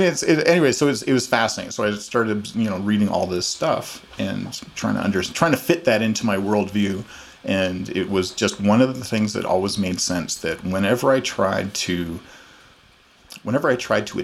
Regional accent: Calgary, Alberta, Canada; also born or lived in Pickering, Ontario / Toronto; I was born in Calgary.

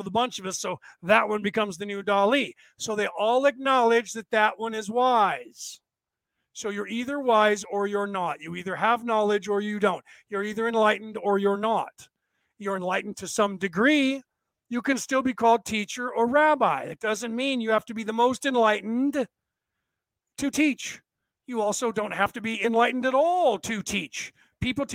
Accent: United States; This body was born in the place that is called the United States of America

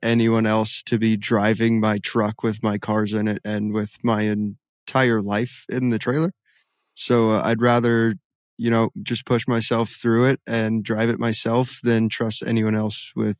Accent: West Coast, United States; I grew up driving everywhere on the West Coast where you don't have to worry about low bridges

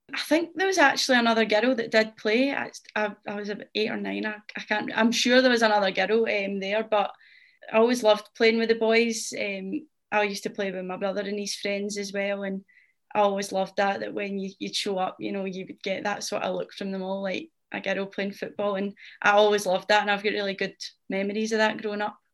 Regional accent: Rutherglen, Scotland, United Kingdom; I'm from Glasgow. Um, I'm from Rutherglen and I've lived here my whole life

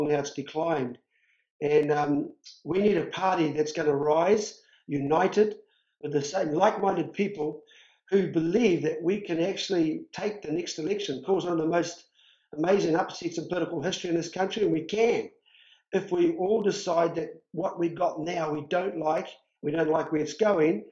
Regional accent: New Zealand

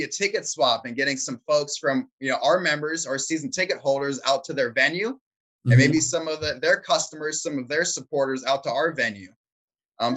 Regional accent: Chesapeake, Virginia, United States; I am from Hampton Roads. I was born and raised in Chesapeake

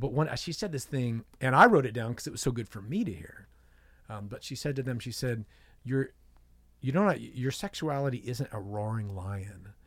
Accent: San Diego, California, United States; I grew up in San Diego

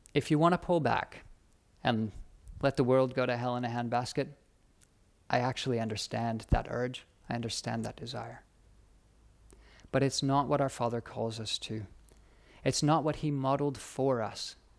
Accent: United States; moved away as an adult; also born or lived in United Kingdom; now in Australia; being an American, studying in America

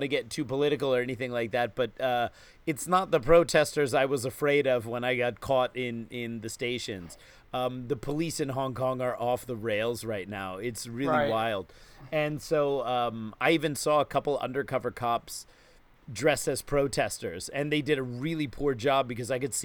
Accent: New York, United States; as a New Yorker

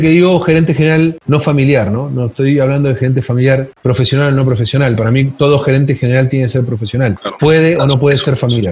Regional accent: Uruguay; moved away as an adult; now in Chile; yo soy uruguayo y yo todavía recuerdo, hace mucho tiempo trabajar en el sector financiero en Uruguay

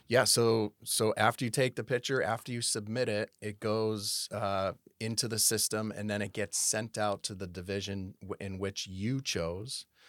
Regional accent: South Hadley, Massachusetts, United States; moved away as an adult; also born or lived in Connecticut / Tampa, Florida; now in Rancho Cordova, United States; I was born in South Hadley, Massachusetts. Um, I grew up in South Hadley, Massachusetts, went, went, uh, all the way through high school.

